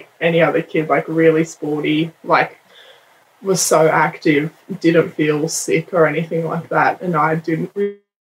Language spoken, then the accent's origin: English; Penrith, New South Wales, Australia; we're from Penrith